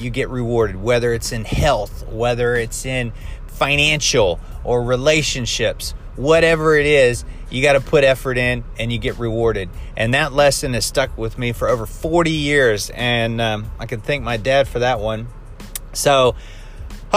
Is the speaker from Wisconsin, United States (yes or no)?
no; Ohio, United States; I grew up in Midwest America, and we had, in the state of Ohio, wintertime, lots of snow